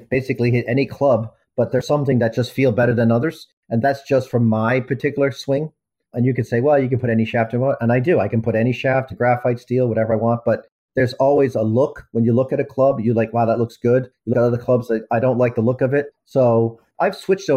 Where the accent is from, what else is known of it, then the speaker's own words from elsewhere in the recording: Ireland; moved away as an adult; now in United States; I was born in America, raised in Ireland